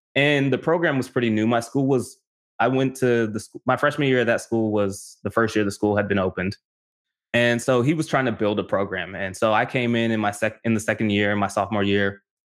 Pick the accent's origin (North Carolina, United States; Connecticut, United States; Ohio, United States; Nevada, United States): Nevada, United States; North Las Vegas; moved away as an adult; also born or lived in California; I grew up in North Las Vegas